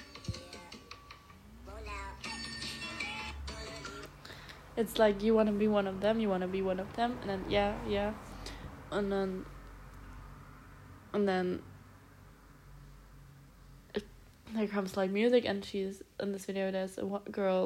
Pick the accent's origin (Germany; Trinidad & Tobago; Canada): Germany; Stuttgart, Baden-Württemberg; moved away; I'm going to Stuttgart, back to my hometown